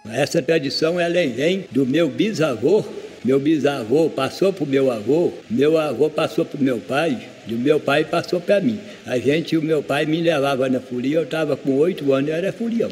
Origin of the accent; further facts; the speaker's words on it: Abaeté, Minas Gerais, Brazil; now in Planaltina, Brazil; Eu sou de Abaité.